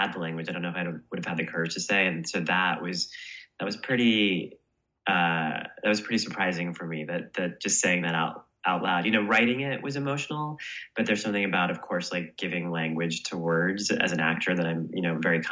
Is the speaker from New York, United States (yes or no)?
yes; New York City, New York, United States; as a New Yorker